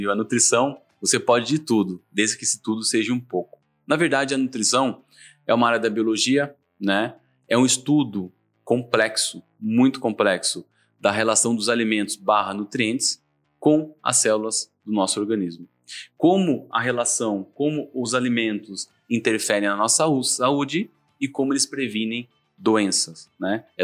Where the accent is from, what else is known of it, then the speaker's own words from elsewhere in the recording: Laranjal Paulista, São Paulo, Brazil; sou uma pessoa que veio lá do interior, um pouquinho mais interior do que Sorocaba, sou de Laranjal Paulista, nascido lá, criado lá, e com meus 18 anos fui fazer faculdade.